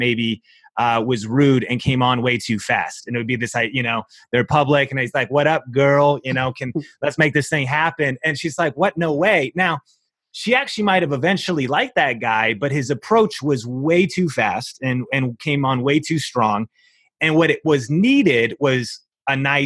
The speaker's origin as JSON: {"language": "English", "town": "Seattle", "region": "Washington", "country": "United States", "tie": "born or raised there", "moved": "yes", "said": "I came from Seattle, grew up in Seattle with my wife and I."}